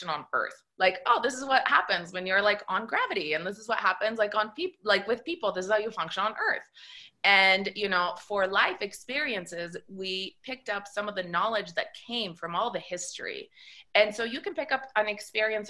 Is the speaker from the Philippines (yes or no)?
no; Italy; moved away; Because I was raised in Italy, in a Catholic country. My family is all Italian.